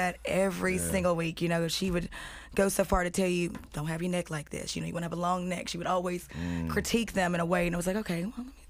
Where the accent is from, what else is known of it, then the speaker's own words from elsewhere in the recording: Shelbyville, Tennessee, United States; now in Nashville, United States; I'm from Shelbyville. It's a little podunk ass town full of haters.